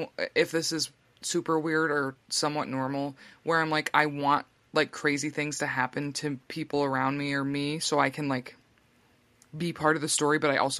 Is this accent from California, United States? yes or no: no; New York, United States; my home state of New York